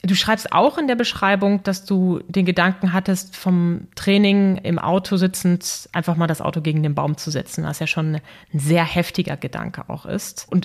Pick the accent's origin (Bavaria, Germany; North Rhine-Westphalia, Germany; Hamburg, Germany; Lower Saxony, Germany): North Rhine-Westphalia, Germany; Dortmund; Ich persönlich, auch wenn ich gebürtige Dortmunderin bin und damit dem Fußball natürlich nicht so ganz fern bin